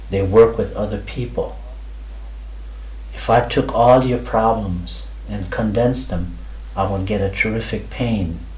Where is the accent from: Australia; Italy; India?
India; never mind the parts where I am an Indian.